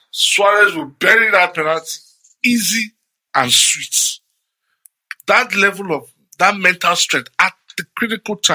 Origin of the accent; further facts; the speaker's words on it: Nigeria; I'm, I'm Nigerian